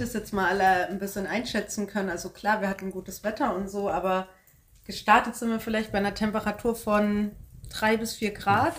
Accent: Bamberg, Bavaria, Germany; wir kommen aus Bamberg, das wäre bis zu unserem nächsten Dorf Hirscheid

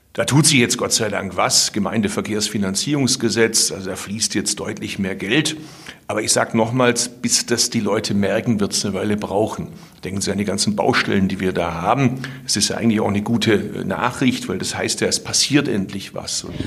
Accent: Swabia, Baden-Württemberg, Germany; als Schwabe

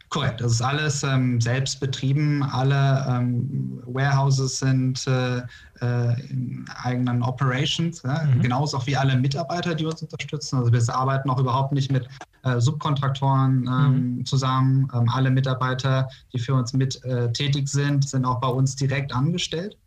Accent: North Rhine-Westphalia, Germany; moved away as an adult; also born or lived in Austin, Texas / Vallendar; now in Münster, Germany; ich bin äh, gebürtiger Niederrheiner, da komme ich her, bin ich aufgewachsen

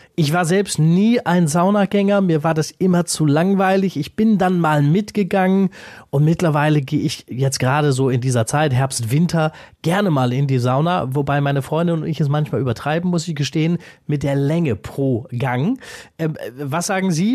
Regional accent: Rhineland, Germany; bei uns im Rheinland

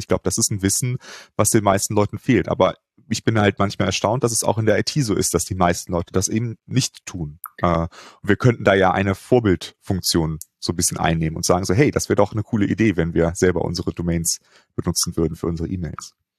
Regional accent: Cologne, North Rhine-Westphalia, Germany; Ich bin ja in Köln äh, groß geworden

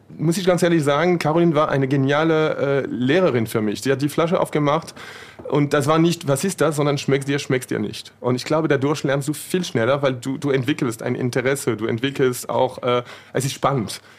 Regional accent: near Paris, Île-de-France, France; German is a second language; moved away as an adult; now in Germany; Äh, ich komme aus der Nähe von Paris und bin, bin vor 18 Jahren nach Deutschland gezogen, für ein Jahr.

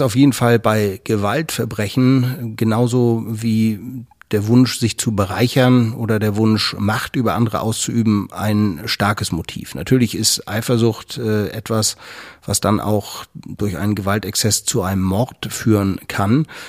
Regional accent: Germany; bei uns in Deutschland

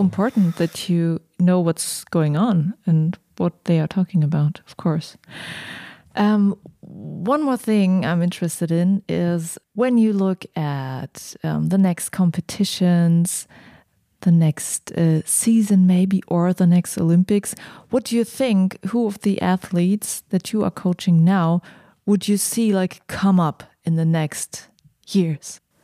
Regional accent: Germany; I'm from Germany.

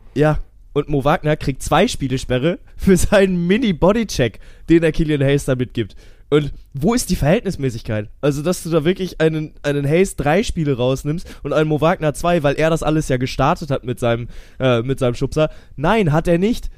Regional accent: Kiel, Schleswig-Holstein, Germany; ich bin ja Kieler Jung

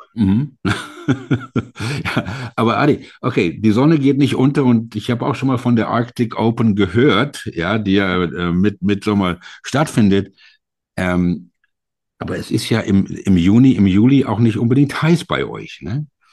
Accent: Germany; als Deutsche

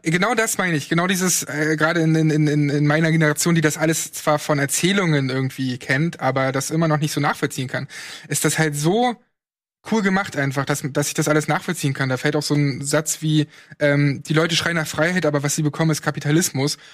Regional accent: East Germany, Germany; ich komme aus dem Osten

